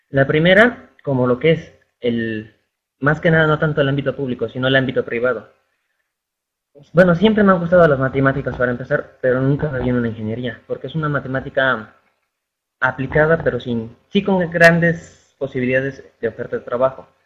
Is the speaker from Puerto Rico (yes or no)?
no; Pachuca, Hidalgo, Mexico; Soy de Pachuca Hidalgo y el corporativo está aquí aquí mismo.